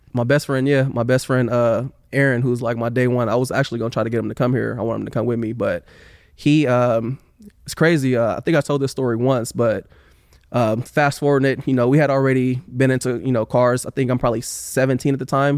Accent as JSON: {"language": "English", "town": "Oakland", "region": "California", "country": "United States", "tie": "born or raised there", "moved": "as an adult", "lives_now": "Sacramento, United States", "said": "I grew up in West Oakland"}